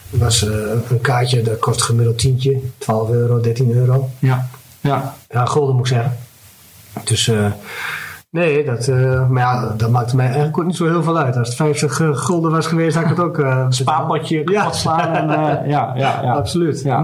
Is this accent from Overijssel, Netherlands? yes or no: yes; Overijssel, Netherlands; En op een gegeven moment kom je erachter, goh, ik kom zelf uit Twente. En … komt hier gewoon ja. om de hoek eh, bij wijze van spreken spelen.